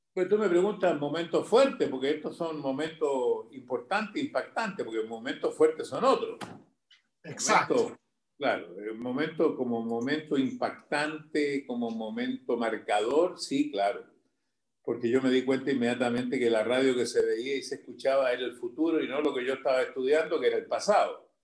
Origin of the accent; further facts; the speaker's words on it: Chile; moved away as an adult; now in Miami, United States; los que somos chilenos